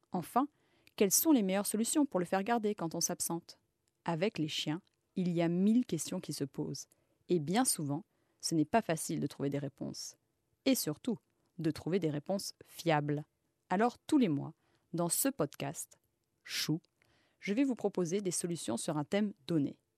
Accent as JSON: {"language": "French", "country": "Egypt", "tie": "born or raised there", "also_born_or_lived": "Mali", "moved": "as an adult", "lives_now": "Paris, France", "said": "J'ai passé mon enfance en Égypte et au Mali, entourée d'animaux sauvages, comme un chacal doré, des renards, des faucons. Je suis rentrée en France pour mes études"}